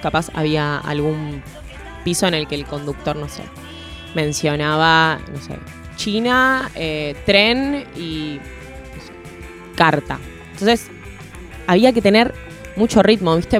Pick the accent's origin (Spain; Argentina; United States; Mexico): Argentina